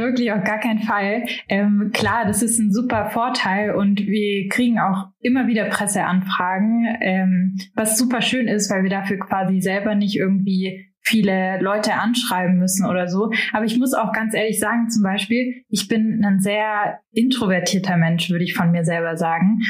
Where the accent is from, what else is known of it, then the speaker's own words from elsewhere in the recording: Marbach am Neckar, Baden-Württemberg, Germany; moved away; ich bin in Marbach am Neckar aufgewachsen